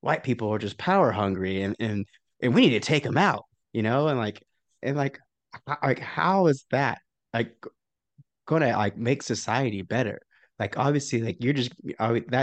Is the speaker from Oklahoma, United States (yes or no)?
yes; Oklahoma, United States; growing up in Oklahoma